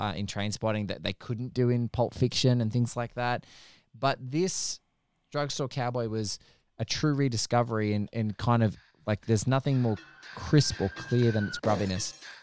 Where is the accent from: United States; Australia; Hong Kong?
Australia; as an Aussie